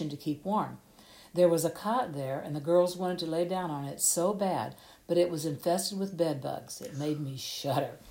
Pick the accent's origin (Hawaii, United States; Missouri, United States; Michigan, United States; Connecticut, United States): Missouri, United States; the Bootheel; now in Marquand, United States; I grew up down in the Boot Heel